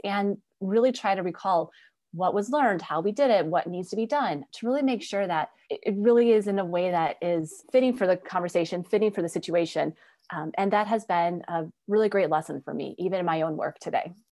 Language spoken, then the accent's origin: English; Wisconsin, United States; my background, obviously growing up in Wisconsin, was really a great experience